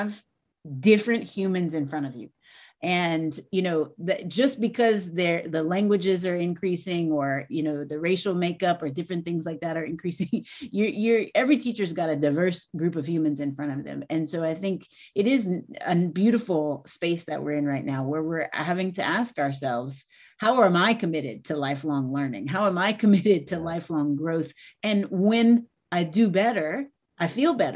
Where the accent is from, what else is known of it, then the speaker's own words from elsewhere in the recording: Louisiana, United States; I'm from Louisiana